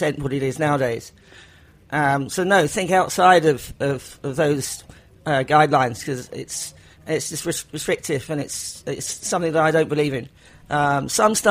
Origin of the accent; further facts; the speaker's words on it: England, United Kingdom; accent: English; I'm English.